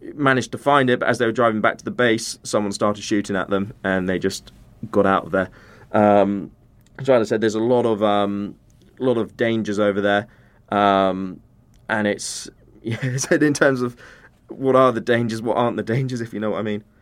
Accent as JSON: {"language": "English", "country": "United Kingdom", "said": "British humanitarian workers"}